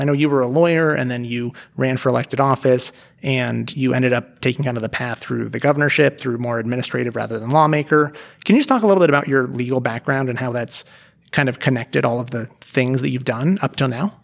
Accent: Reno, Nevada, United States; moved away as an adult; also born or lived in Las Vegas / Portland / Bay Area; I grew up here in Reno

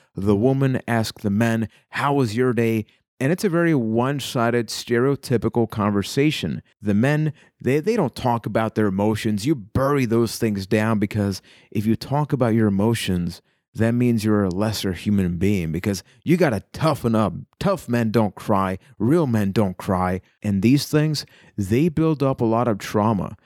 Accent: Puerto Rico; I am from Puerto Rico

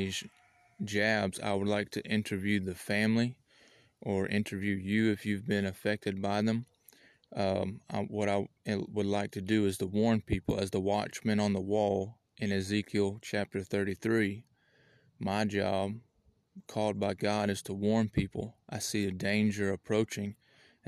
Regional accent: United States; I'm an American citizen

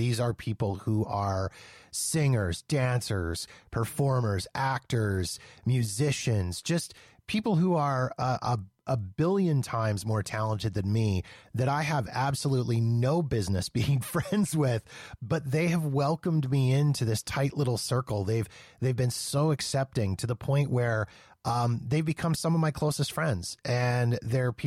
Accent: Canada; now in Calgary, Canada; as a Canadian

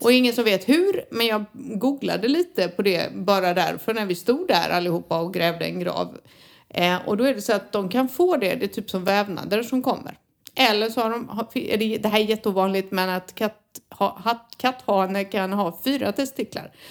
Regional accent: Sweden; som svensk

